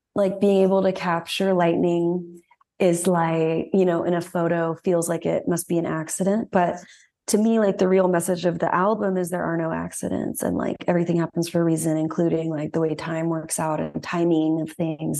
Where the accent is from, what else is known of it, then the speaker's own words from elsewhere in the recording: Dallas, Texas, United States; moved away; growing up in Texas